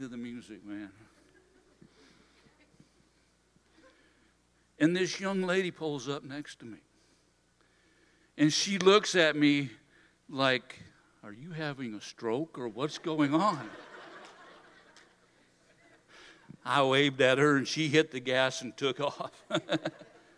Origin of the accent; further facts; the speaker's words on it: Hudsonville, Michigan, United States; I grew up actually in Hudsonville, just down the road here